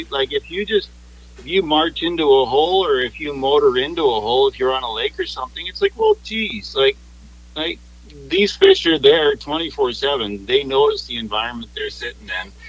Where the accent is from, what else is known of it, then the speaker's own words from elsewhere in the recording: Washington, United States; So, I know, I grew up on the Chehalis River. So I used to be the kid that rode my BMX to the river and came back with two go on the handlebars.